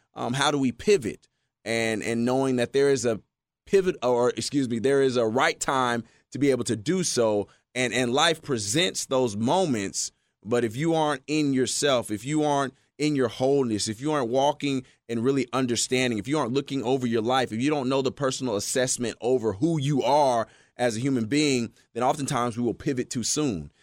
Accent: Texas, United States; growing up in Texas

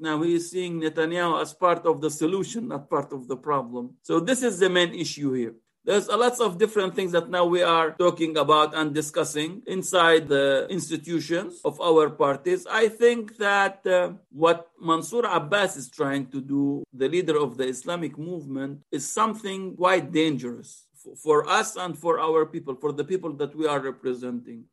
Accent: Israel; we, the Palestinians in Israel

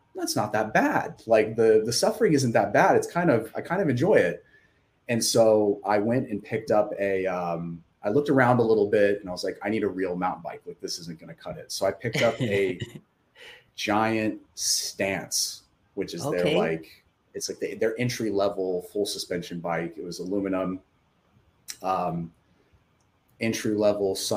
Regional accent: Santa Paula, California, United States; also born or lived in Camarillo, California / Los Angeles, California; now in Thousand Oaks, United States; I'm from the 805 area of Ventura County. Like I grew up in Santa Paula and Camarillo

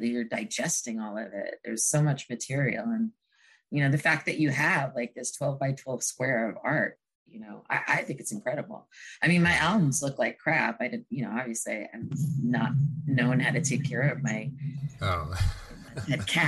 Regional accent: Hoboken, New Jersey, United States; I grew up in Hoboken

